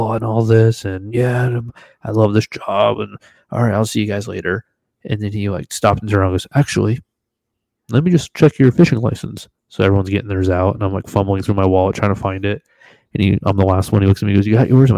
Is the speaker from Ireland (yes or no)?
no; Florida, United States; moved away; also born or lived in Washington State; Growing up in Florida